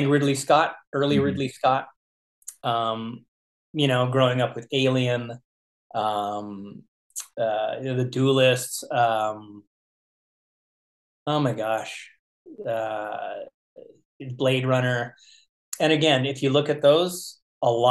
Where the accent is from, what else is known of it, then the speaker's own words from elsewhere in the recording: Winnipeg, Manitoba, Canada; growing up in Winnipeg, Canada